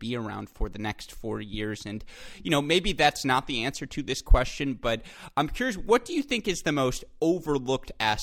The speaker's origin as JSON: {"language": "English", "region": "Michigan", "country": "United States", "said": "I am from Michigan"}